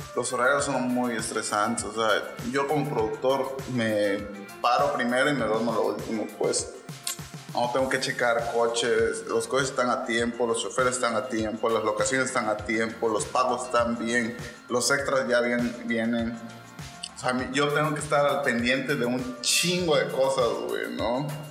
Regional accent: Mexico; soy originario de Kirchhoff, nací en la cuarta sección

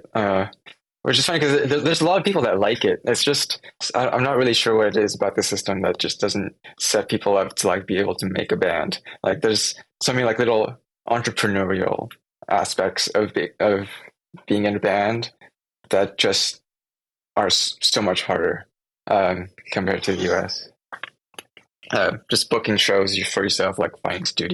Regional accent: France; moved away as an adult; also born or lived in Taiwan; now in Seattle, United States; I was born in Taiwan. And then we moved to France when I was around 1 year, 1 year old. Mm-hmm. And so that's where I grew up, in France

